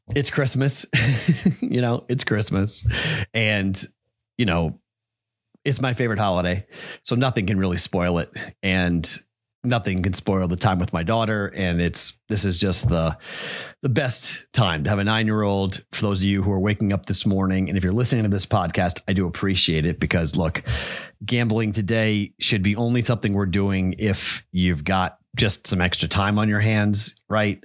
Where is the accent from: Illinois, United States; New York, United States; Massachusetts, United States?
Massachusetts, United States; Andover; moved away; my home state, my hometown of Andover, Mass